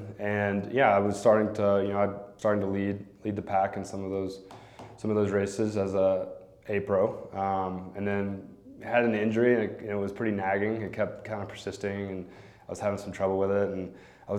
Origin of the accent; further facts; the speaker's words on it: Memphis, Tennessee, United States; also born or lived in San Diego; now in Jackson Hole, United States; I grew up in Memphis, Tennessee, actually. So right there at the border.